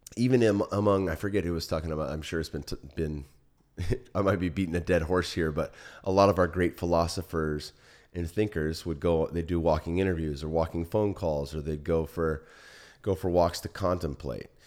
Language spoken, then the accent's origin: English; Silicon Valley, California, United States; now in Austin, United States; I grew up in the Silicon Valley